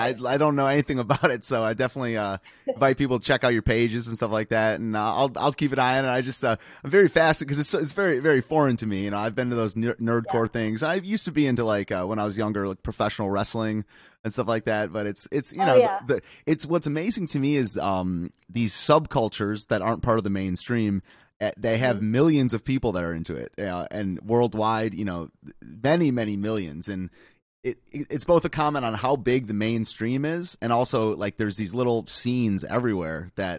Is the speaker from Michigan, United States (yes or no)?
yes; Michigan, United States; now in Washington, DC, United States; I'm from Michigan originally, and that's one of the things I noticed out when I moved to DC to the East Coast